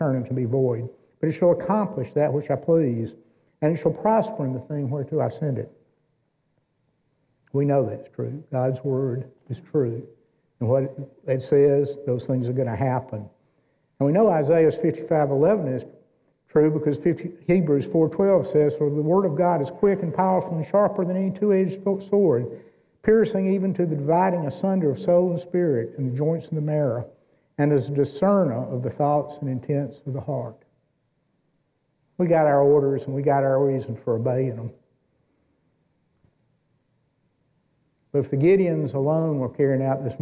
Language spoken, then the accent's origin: English; Athens, Georgia, United States; At the Navy pre-flight school in Athens, Georgia, which is my hometown